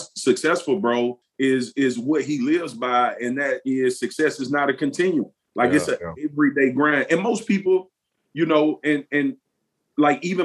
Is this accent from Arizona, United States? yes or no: no; Baton Rouge, Louisiana, United States; I grew up playing in South Baton Rouge for the South Baton Rouge Rams